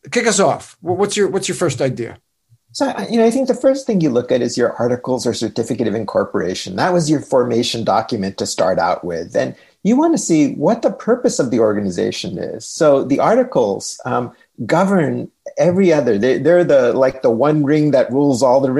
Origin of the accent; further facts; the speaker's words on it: Pacific Northwest, United States; not envying the, the high temperatures up uh, in my home country of the Pacific Northwest.